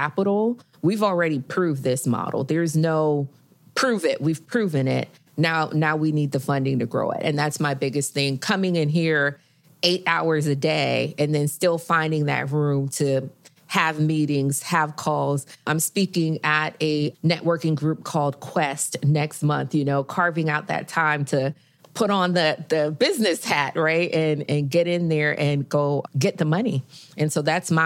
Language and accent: English; Miami, Florida, United States; now in Houston, United States; I am from Miami